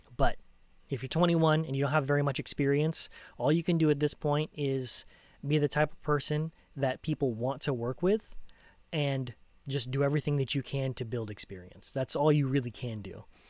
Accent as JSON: {"language": "English", "country": "United States", "also_born_or_lived": "Los Angeles County, California", "said": "I'm American"}